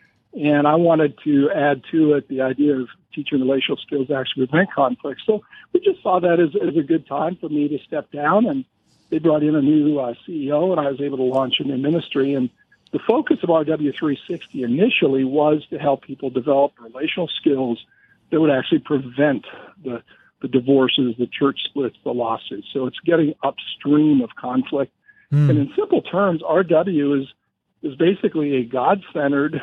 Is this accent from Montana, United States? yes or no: yes; Montana, United States; also born or lived in California; Born and raised in Montana, also known as the Porch of Heaven.